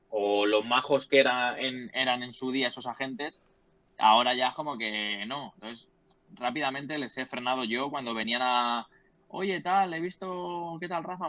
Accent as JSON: {"language": "Spanish", "town": "Leganés", "region": "Community of Madrid", "country": "Spain", "tie": "born or raised there", "said": "Yo vivo en Leganés, he sido de Leganés, nací en, bueno, nací en Madrid, pero mis padres siempre han vivido en Leganés eh, y yo sigo aquí viviendo."}